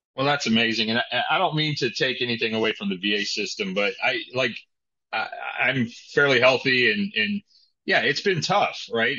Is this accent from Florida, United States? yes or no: no; Indiana, United States; moved away; I grew up in Indiana, so there was plenty of hay there